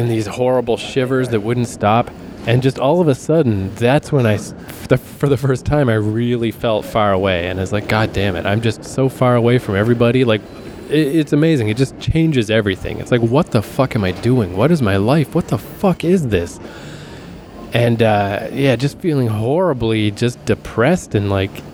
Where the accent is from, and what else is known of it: Fredericton, New Brunswick, Canada; born or raised there